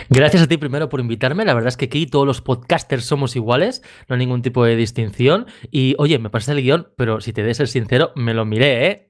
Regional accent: Badalona, Catalonia, Spain; yo aquí de Badalona

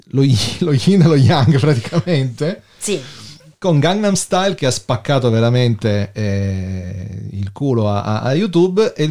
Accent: Germany; Sono tedesca.

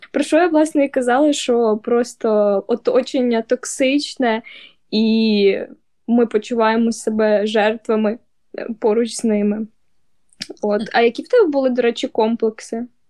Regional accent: Dnipro, Dnipropetrovsk Oblast, Ukraine; ми з Дніпра

